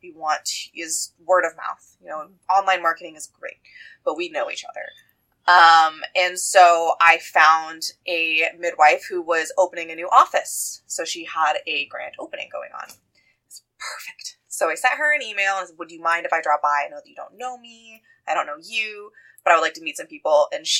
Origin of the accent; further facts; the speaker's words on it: Iowa, United States; moved away as an adult; So I came from Iowa. I moved into the area to be closer to family.